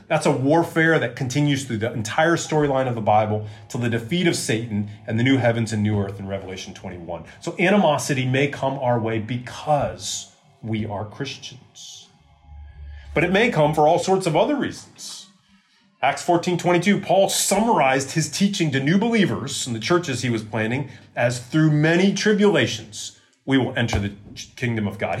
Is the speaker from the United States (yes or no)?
yes; United States; moved away; in my home country